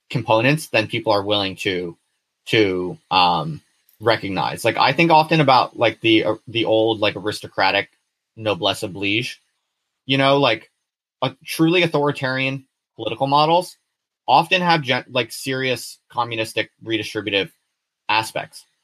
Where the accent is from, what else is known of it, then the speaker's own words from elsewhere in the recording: Hull, Yorkshire and the Humber, United Kingdom; I'm from Hull originally.